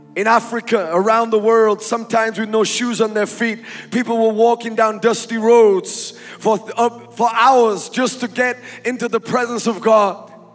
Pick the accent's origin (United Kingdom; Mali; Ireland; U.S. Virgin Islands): United Kingdom; England; moved away as an adult; now in United States; I was born in England. I grew up in England.